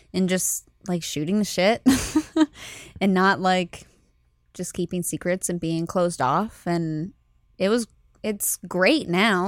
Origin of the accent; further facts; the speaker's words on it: Fort Myers, Florida, United States; I'm from South Florida